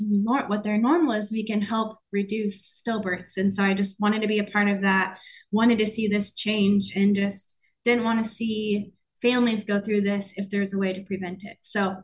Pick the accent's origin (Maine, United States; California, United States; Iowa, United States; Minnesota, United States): Iowa, United States; moved away; I'm from Iowa